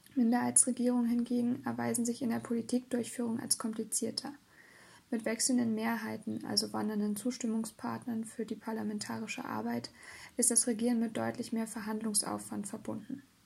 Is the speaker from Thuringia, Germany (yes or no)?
yes; Thuringia, Germany; meiner Heimat und der Tatort eines politischen Krimis, Thüringen